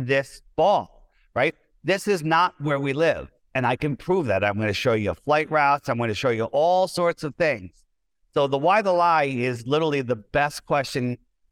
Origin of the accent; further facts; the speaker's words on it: East Coast of the United States, United States; I was born on the East Coast of the United States